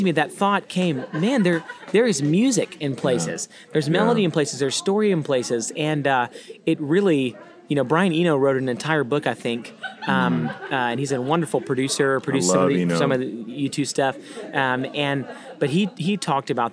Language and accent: English; Baytown, Texas, United States; coming from Baytown, Texas, outside of Houston, I love my hometown because family's there